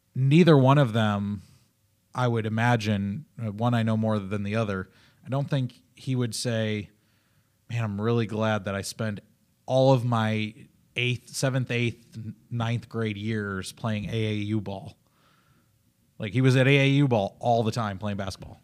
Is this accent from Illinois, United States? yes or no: yes; Illinois, United States; also born or lived in Oklahoma; I'm from Illinois